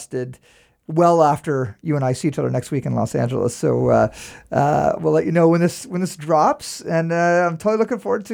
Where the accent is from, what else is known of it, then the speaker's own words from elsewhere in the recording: Saint John, New Brunswick, Canada; growing up in St. John